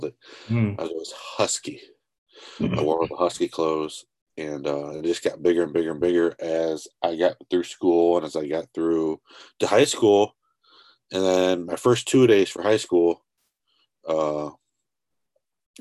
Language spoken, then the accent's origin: English; Tiffin, Ohio, United States; I am from Ohio. Tiffin, more specifically, is kind of middle of nowhere.